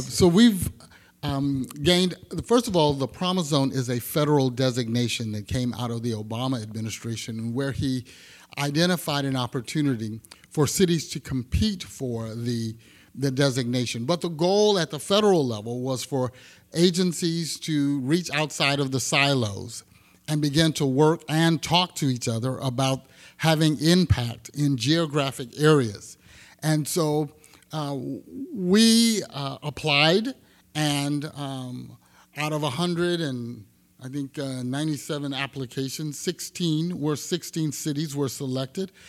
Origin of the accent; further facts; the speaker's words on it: Texas, United States; now in Sacramento, United States; I'm from Texas, and my grandparents, uh, had a small farm